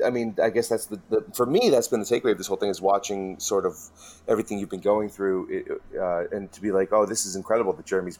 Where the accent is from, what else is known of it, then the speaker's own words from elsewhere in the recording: New England, United States; So you are, as myself, a New England guy